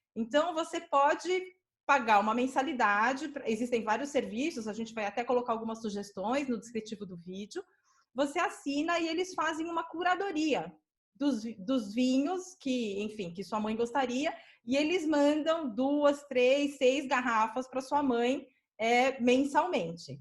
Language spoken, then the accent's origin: Portuguese; São Paulo, Brazil; a dona da loja onde eu cresci, que é a minha mãe, né? Dona Alice, é, Tem um comércio aqui na Zona Sul de São Paulo